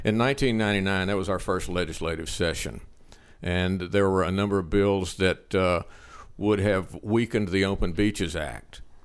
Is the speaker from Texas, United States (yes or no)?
yes; Liberty, Texas, United States; my hometown, Liberty